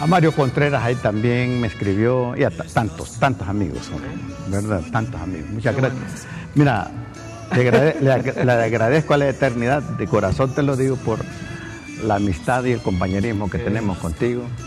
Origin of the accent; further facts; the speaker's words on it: Honduras; acá en mi país